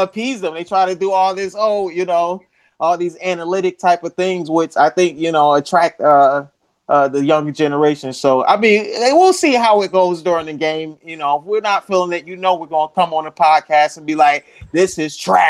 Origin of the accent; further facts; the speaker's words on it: Orlando, Florida, United States; Hey, yeah, Randy, I grew up in Orlando, Florida.